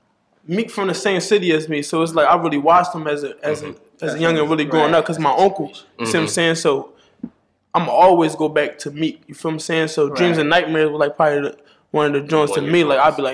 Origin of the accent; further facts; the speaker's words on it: Philadelphia, Pennsylvania, United States; I'm from Northside, Kensington, Allegheny.